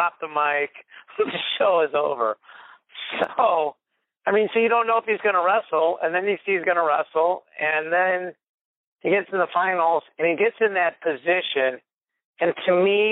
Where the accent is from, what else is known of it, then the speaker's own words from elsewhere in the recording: St. Louis, Missouri, United States; I'm from St. Louis